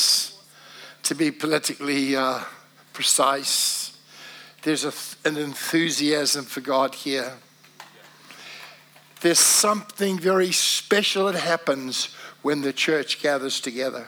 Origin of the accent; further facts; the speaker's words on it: Wellington, New Zealand; moved away as an adult; also born or lived in Cardiff, Wales; But I was from New Zealand. Hello, how are you? Yeah, I'm from Wellington